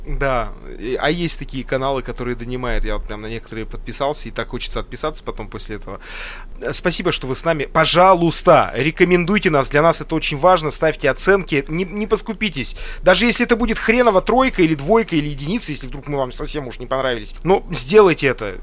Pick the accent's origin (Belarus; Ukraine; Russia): Russia; Sverdlovsk Oblast; Я родился в Свердловской области